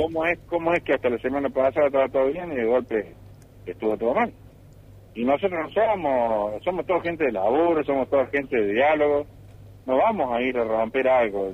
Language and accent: Spanish; Villa María, Córdoba, Argentina; yo soy nacido criado en Villa María, a mí me conocen todos